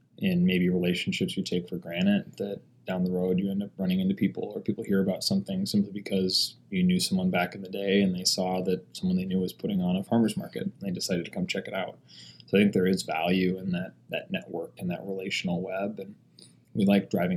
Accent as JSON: {"language": "English", "town": "Fargo", "region": "North Dakota", "country": "United States", "tie": "born or raised there", "said": "I'm from Fargo"}